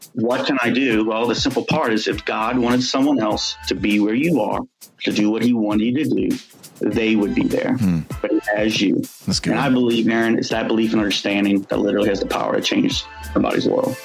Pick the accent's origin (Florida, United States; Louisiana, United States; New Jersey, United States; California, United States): Louisiana, United States; New Orleans; I grew up in New Orleans, so we all, you know, I grew up in the, in the, on the West Bank